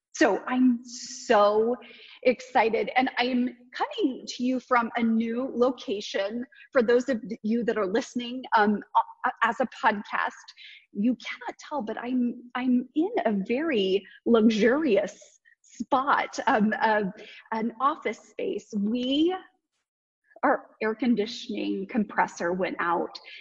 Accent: Kansas, United States; you can tell I'm from Kansas

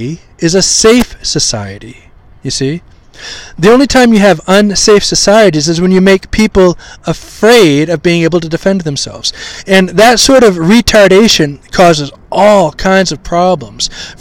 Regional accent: Maine, United States; I grew up in Maine, the great state of Maine, which is all white.

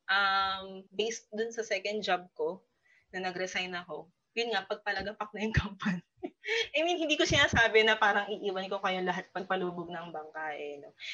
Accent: Rizal, Calabarzon, Philippines; taga-Rizal ako, no? Taga-Rizal.

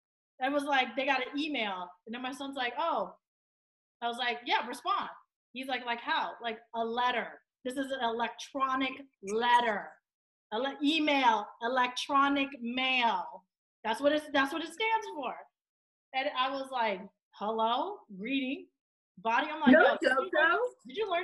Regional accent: Inglewood, California, United States; my brother and I, we grew up in Inglewood.

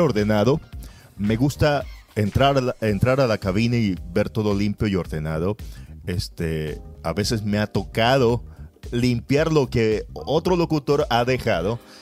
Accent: Guayaquil, Guayas, Ecuador; also born or lived in Naranjal, Ecuador; yo soy guayaquileño, pero viví cuatro años allá

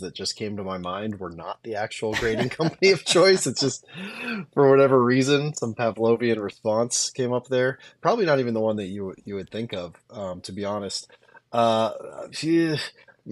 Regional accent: Nebraska, United States; I'm from Nebraska originally.

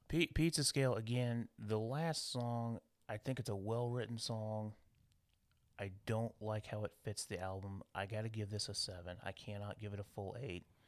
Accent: United States; being American

